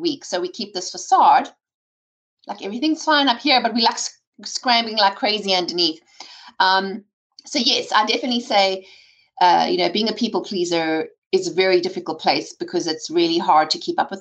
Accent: South Africa; I grew up in South Africa with an entrepreneurial father

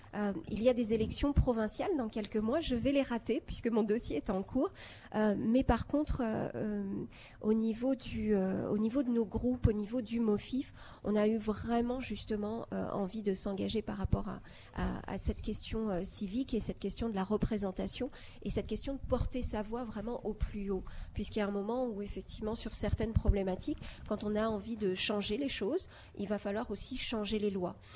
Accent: Algeria; also born or lived in France; now in Toronto, Canada; j'ai grandi en Algérie, j'ai d'abord émigré en France, et puis en fait au Canada.

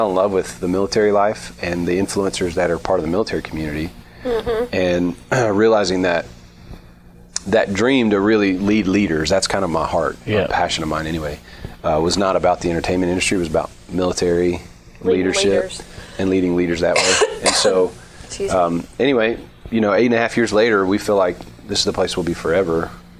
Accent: Johnson City, Tennessee, United States; also born or lived in New Orleans, Louisiana / Knoxville, Tennessee / Missouri; now in Clarksville, United States; So I grew up in East Tennessee in Johnson City, but I'm originally from New Orleans. So I like bigger cities, actually. But I moved to Tennessee when I was 10 with my mom and my two brothers. Went to college at UT in Knoxville.

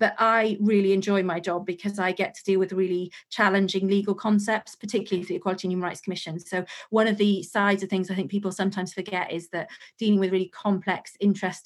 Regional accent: Wales, United Kingdom; I am from Wales, so I didn't want to move to London

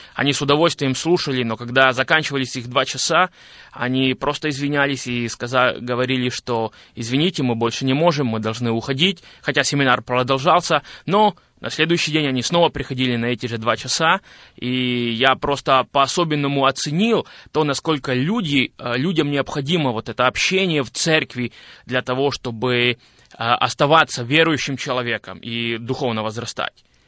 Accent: Zakarpattia Oblast, Ukraine; moved away as an adult; now in Boryslav, Ukraine; я родился в Украине, в Закарпатской области, и двадцать восемь лет я прожил, а, в этом регионе Украины

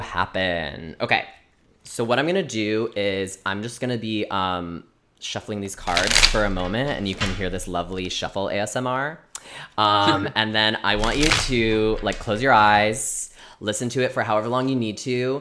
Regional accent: Chicago, Illinois, United States; I am not a New Yorker, I'm a Chicagoan

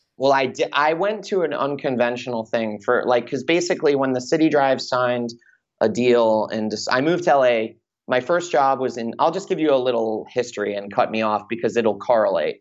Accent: Long Island, New York, United States; moved away as an adult; also born or lived in Michigan; now in Los Angeles, United States; I'm a kid from Long Island

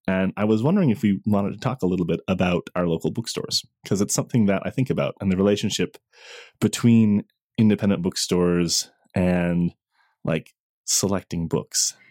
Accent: Newfoundland and Labrador, Canada; I grew up in Newfoundland.

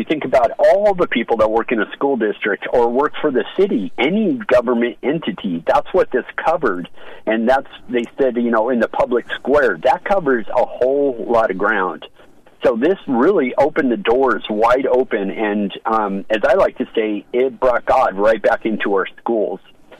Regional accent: United States; having my rights given back to me as an American.

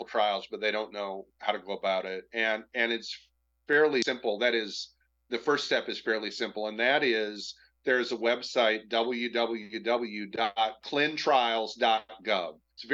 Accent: Michigan, United States; I'm from Michigan

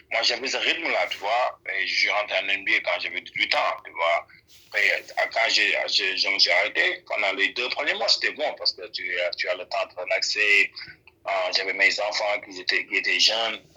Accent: Senegal; now in United States; moi, on vient du Sénégal

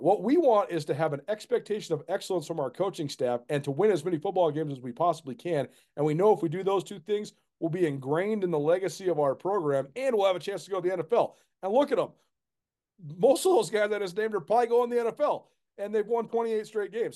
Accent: Missoula, Montana, United States; Missoula is my hometown

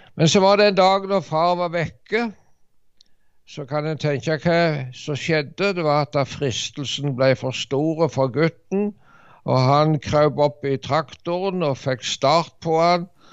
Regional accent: Varhaug, Rogaland, Norway; also born or lived in Dirdal; now in Ålgård, Norway; Ja, jeg er fra Varhaug. Jeg vokste opp på en bondekar der borte.

